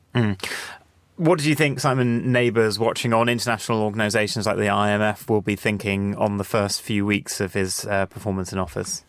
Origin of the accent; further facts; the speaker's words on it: Jersey; now in London, United Kingdom; my home island of Jersey